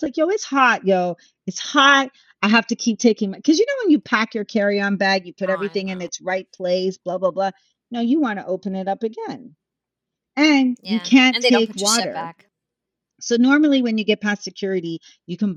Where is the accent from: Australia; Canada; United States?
Canada; I'm Canadian. The three of us, like, we've lived in Canada. We understand Canada